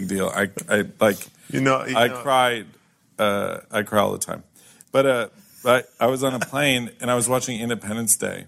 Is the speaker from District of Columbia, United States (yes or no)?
yes; Washington, District of Columbia, United States; I grew up in Washington, D.C.